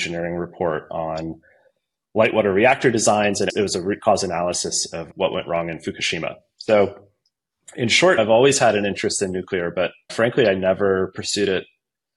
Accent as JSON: {"language": "English", "town": "Virginia Beach", "region": "Virginia", "country": "United States", "tie": "born or raised there", "said": "I grew up in Virginia Beach, Norfolk, Virginia, that area, Hampton Roads, as people call it."}